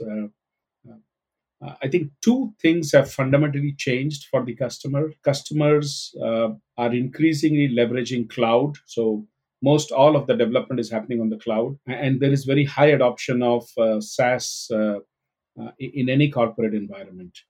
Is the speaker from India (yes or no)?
yes; Mumbai, Maharashtra, India; I was growing up in Mumbai, India